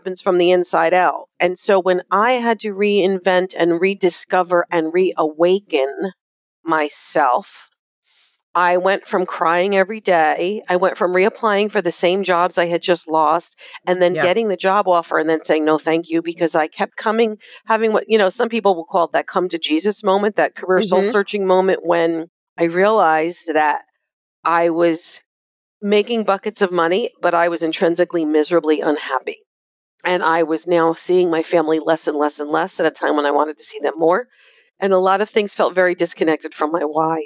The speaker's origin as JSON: {"language": "English", "region": "New Jersey", "country": "United States", "said": "I'm from New Jersey"}